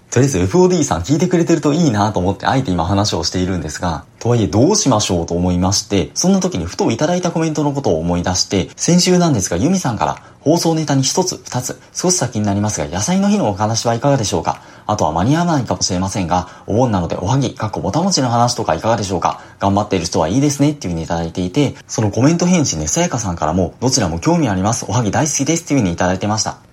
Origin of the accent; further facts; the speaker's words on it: Kansai, Japan; 自分も関西の出身なんですが、関西では回転焼きって言うんですよ。